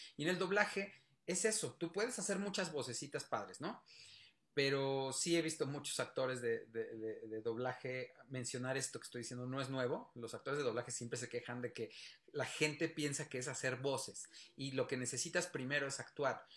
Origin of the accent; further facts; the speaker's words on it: Mexico; en nuestro país